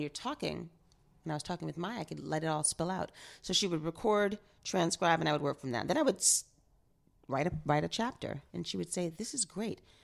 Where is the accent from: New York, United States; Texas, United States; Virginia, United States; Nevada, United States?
New York, United States; growing up in New York, um, in high school and then post-college, living downtown in the East Village